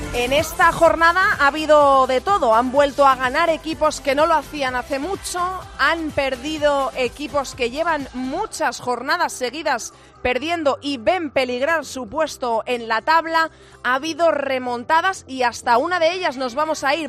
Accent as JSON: {"language": "Spanish", "town": "Zamora", "region": "Castile and León", "country": "Spain", "said": "yo soy vecina, soy zamorana y muy orgullosa"}